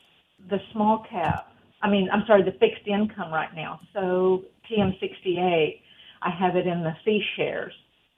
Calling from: Tyler, Texas, United States; I'm calling from Tyler

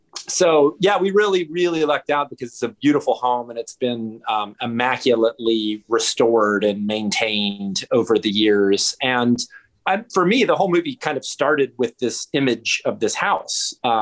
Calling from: Chicago, Illinois, United States; I'm calling in from Rogers Park, very close to where we shot Relative

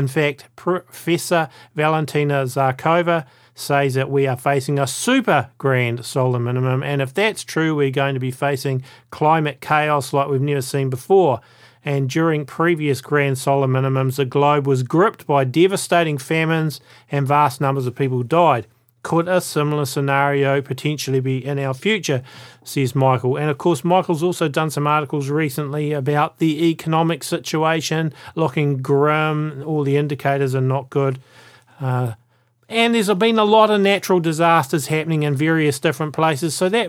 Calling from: New Zealand; Welcome to the A Minute to Midnight show, folks, and I'm coming from New Zealand.

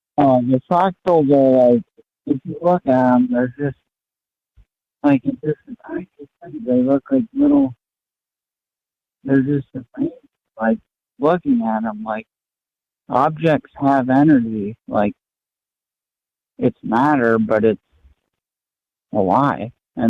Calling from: Maine, United States; I'm from Maine.

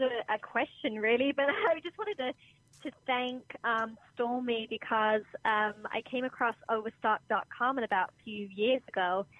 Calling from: New York, United States; Hi, New York.

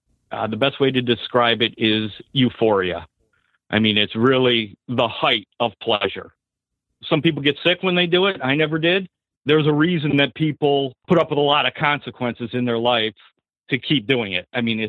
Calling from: Michigan, United States; Hi, Seth. … I'm from Michigan.

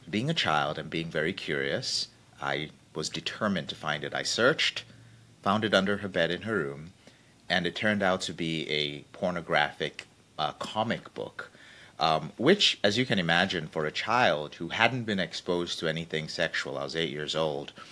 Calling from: Wichita, Kansas, United States; I'm coming all the way from a very sunny Wichita, Kansas.

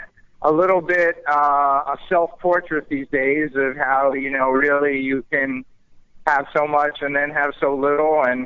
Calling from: Boca Raton, Florida, United States; I'm actually down in Florida in Boca Raton.

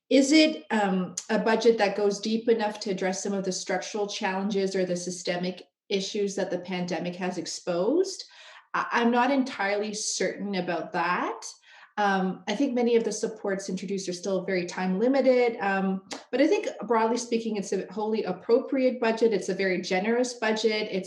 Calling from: Toronto, Ontario, Canada; I'm joining you from Treaty 13 territory here in Toronto

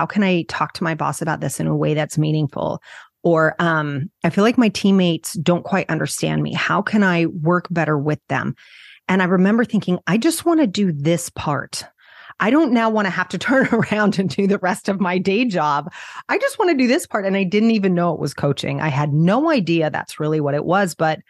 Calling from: New Jersey, United States; I'm just outside New York City in New Jersey.

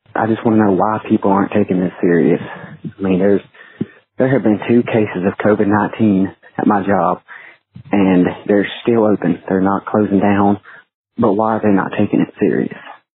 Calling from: South Carolina, United States; I'm calling you from South Carolina. I was just at Henderson, South Carolina, actually.

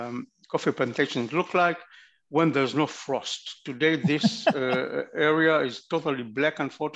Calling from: Tel Aviv, Tel Aviv District, Israel; I'm calling from Tel Aviv.

